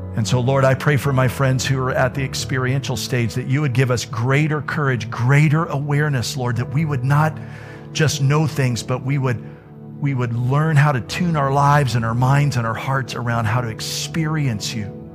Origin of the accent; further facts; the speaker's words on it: Florida, United States; I'm from Florida